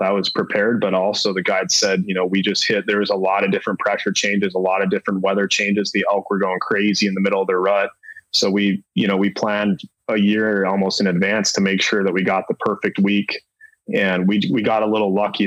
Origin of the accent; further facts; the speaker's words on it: Minnesota, United States; when I was a kid growing up in Minnesota